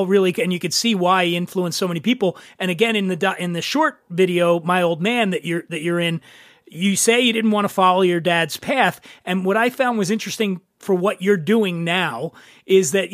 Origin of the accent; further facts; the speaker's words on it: Philadelphia, Pennsylvania, United States; moved away; also born or lived in Colorado; I grew up in Philly